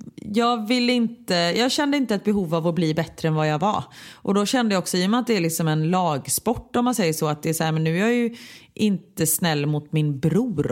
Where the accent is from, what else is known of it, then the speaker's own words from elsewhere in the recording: Gothenburg, Västra Götaland, Sweden; jag kommer från Örgryte